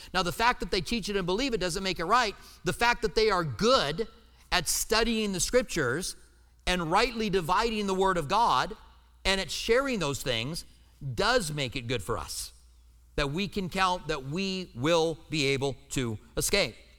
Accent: United States; I'm an American

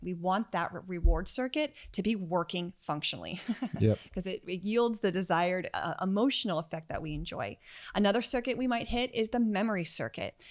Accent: United States; I grew up outside of Washington, D.C., so our version of the subway was the metro

